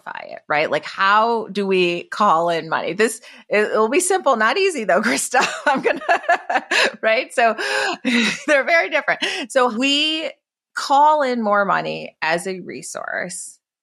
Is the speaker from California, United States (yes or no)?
no; Detroit, Michigan, United States; now in San Francisco, United States; I grew up in Detroit from my mother as a teenage mom. And like now I live like in San Francisco